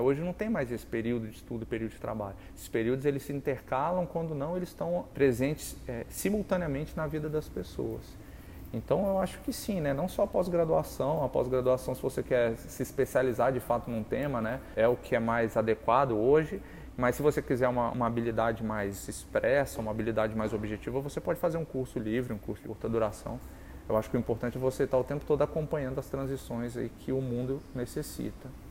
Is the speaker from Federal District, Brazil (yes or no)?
yes; Brasília, Federal District, Brazil; eu nasci, moro em Brasília